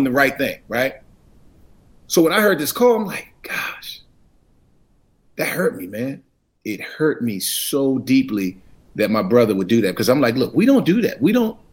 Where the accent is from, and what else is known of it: Washington, United States; born or raised there